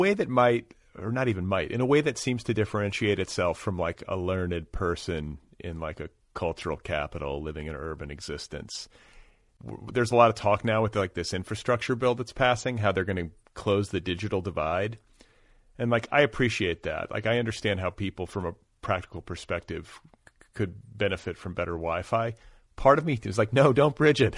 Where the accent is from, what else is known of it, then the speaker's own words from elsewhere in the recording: Milwaukee, Wisconsin, United States; also born or lived in Indiana; now in Los Angeles, United States; I was born in Milwaukee